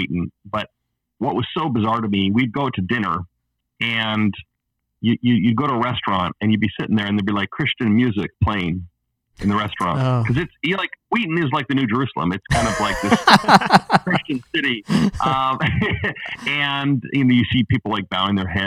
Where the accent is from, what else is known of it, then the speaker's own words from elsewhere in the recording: Alberta, Canada; moved away as an adult; also born or lived in Los Angeles, United States / Pasadena, United States / Orlando, United States / Chicago, United States; now in Portland, United States; I'm Canadian originally, grew up, born and raised in Alberta, Canada.